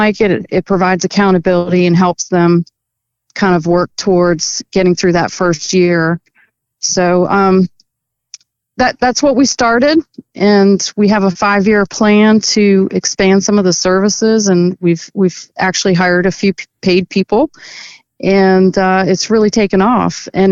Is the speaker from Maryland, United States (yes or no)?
yes; Maryland, United States; also born or lived in Northern Virginia; now in Virginia, United States; I grew up in Maryland, moved over to Virginia.